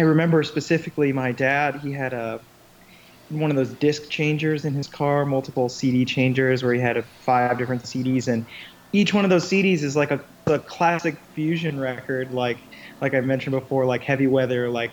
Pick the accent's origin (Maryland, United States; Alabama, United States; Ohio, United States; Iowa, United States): Iowa, United States; Iowa City; now in New York City, United States; I grew up in Iowa City, Iowa, which is actually where I am right now. I'm just home visiting for a few days